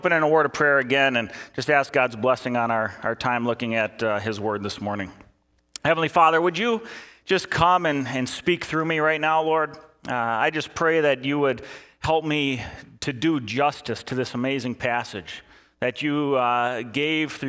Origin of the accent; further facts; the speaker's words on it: Eden Prairie, Minnesota, United States; I was working at a grocery store back in my hometown of Eden Prairie